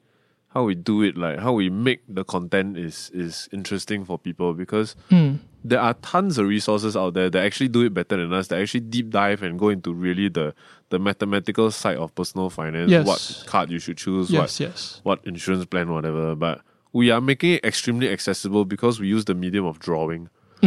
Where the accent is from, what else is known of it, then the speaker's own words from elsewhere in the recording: Malaysia; I'm Malaysian.